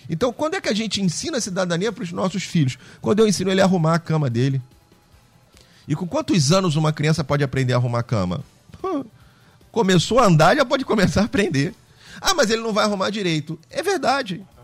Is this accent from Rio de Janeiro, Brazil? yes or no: yes; Rio de Janeiro, Brazil; Uh, nós somos aqui do Rio de Janeiro, cariocas, e andamos aí para fora